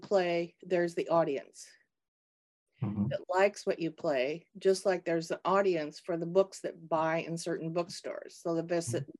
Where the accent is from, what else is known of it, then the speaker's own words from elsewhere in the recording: Minnesota, United States; I grew up in Minnesota, not far from the University of Minnesota campus.